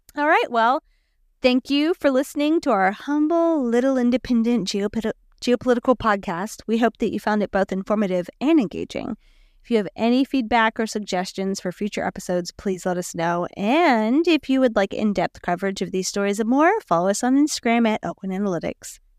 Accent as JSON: {"language": "English", "region": "South Louisiana", "country": "United States", "said": "we're from South Louisiana"}